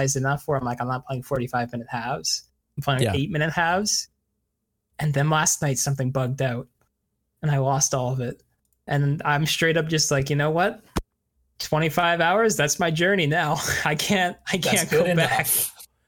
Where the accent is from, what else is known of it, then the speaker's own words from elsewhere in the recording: Canada; a Canadian hockey fan